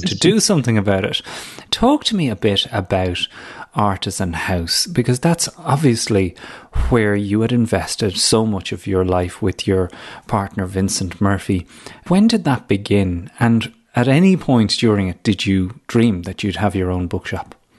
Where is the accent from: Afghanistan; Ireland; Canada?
Ireland; moved away; when you are home visiting Ireland as an Irish person abroad returning